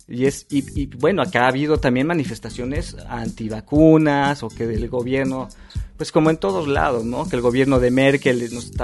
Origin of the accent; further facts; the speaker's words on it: Naucalpan, State of Mexico, Mexico; moved away as an adult; now in Berlin, Germany; Mexiquense. O sea, nací en el Estado de México. nací en satélite